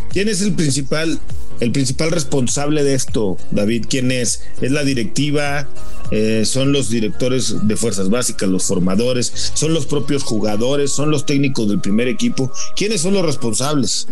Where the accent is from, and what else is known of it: Mexico